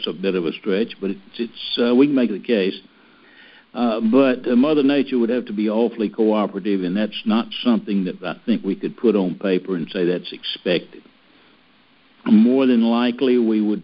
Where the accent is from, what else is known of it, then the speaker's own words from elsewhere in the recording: Mississippi, United States; I'm from Mississippi